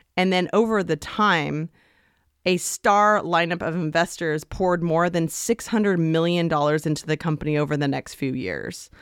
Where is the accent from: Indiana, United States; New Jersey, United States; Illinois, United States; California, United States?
California, United States; Stanford; I was born in Stanford University Medical